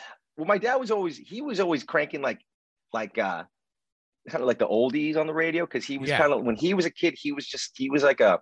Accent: Maine, United States; also born or lived in Connecticut; I was born in Connecticut because that's where my dad's side of the family was. Uh-huh. But we moved to Maine right away.

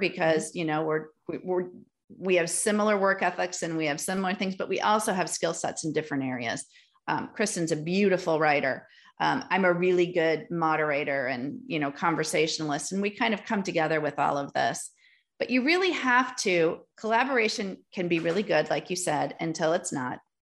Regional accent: Milwaukee, Wisconsin, United States; also born or lived in Green Bay, Wisconsin / Door County, Wisconsin; I was born in Green Bay, Wisconsin, moved to Milwaukee for all of my wonder years.

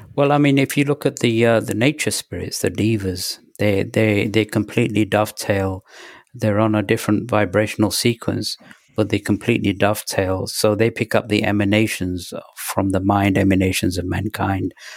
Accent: England, United Kingdom; also born or lived in Pakistan; when we moved from Pakistan to England, uh, it was a five-week journey by bus and train

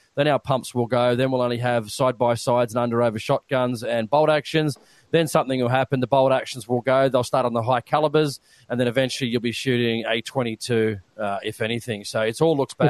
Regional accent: Australia; us being Australian

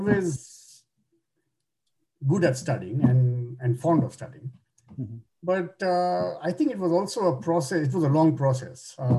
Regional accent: Kolkata, West Bengal, India; now in Toronto, Canada; In India, in Calcutta.

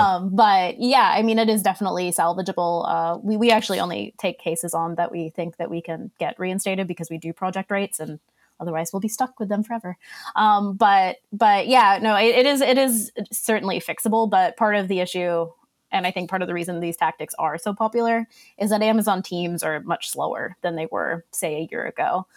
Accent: Australia; accent: Boston mixed with Australian; now in Boston, United States; Originally, I grew up in Australia.

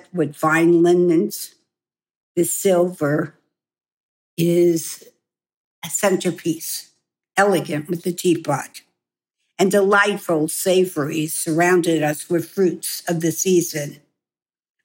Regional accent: New York, United States; moved away as an adult; also born or lived in Hong Kong; I am a New Yorker

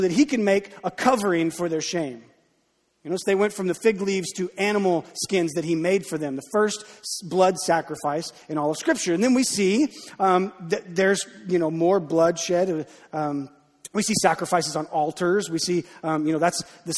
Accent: United States; I grew up in Texas County. I grew up deer hunting

